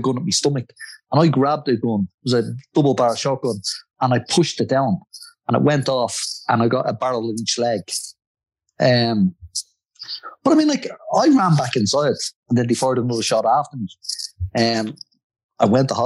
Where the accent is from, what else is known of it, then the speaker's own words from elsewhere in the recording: Dublin, Leinster, Ireland; my life growing up in Dublin